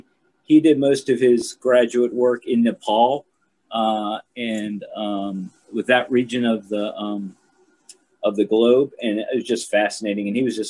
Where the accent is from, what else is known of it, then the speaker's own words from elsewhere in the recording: Hampton, Virginia, United States; I am born and raised in Hampton, Virginia. For folks not familiar with the area, that's down the Tidewater region.